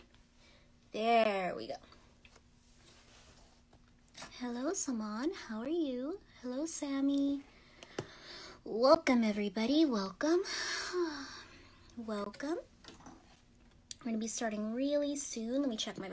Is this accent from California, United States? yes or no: no; Yonkers, New York, United States; I was born in New York, specifically in Westchester, which is Yonkers